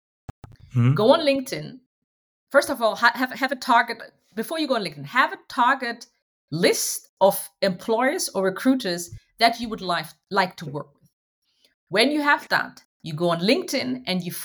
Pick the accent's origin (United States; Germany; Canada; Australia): Germany; Hanover, Lower Saxony; I'm a Ghanaian by heritage. I was born and raised in Hanover, Germany